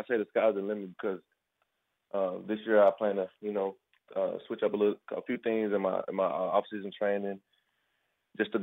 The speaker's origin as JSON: {"language": "English", "town": "Hillsboro", "region": "Texas", "country": "United States", "also_born_or_lived": "Killeen, Texas", "said": "I'm from Hillsboro, Texas."}